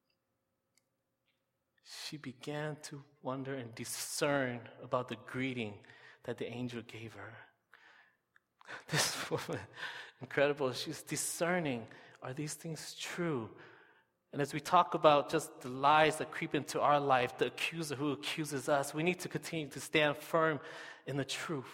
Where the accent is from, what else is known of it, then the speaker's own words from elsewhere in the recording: United States; moved away as an adult; now in Canada; I'm from the States